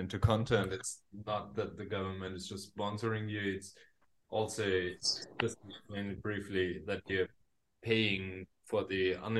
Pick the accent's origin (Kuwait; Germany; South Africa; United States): Germany; moved away as an adult; now in Berlin, Germany; Yeah, so also German, but then moved here after high school for my studies and worked here.